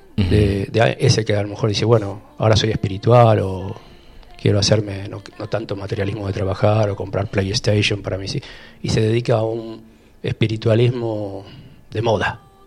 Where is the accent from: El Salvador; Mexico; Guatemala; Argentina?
Argentina; Rosario, Santa Fe; moved away as an adult; also born or lived in Europe / Spain; now in Capilla del Monte, Argentina; en Rosario, soy rosarino